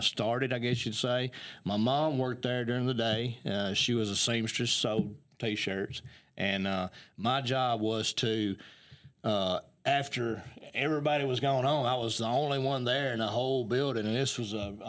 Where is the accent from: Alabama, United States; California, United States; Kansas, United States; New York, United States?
Alabama, United States; Athens; I was born and raised in Athens